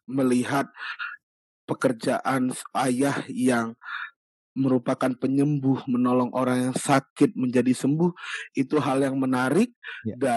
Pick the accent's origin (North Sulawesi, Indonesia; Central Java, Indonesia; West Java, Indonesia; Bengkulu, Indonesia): Bengkulu, Indonesia; di rumah saya saya dulu tinggalnya di Bengkulu ya sebelum bekerja hmm. dari kecil sampai SMA saya di Bengkulu.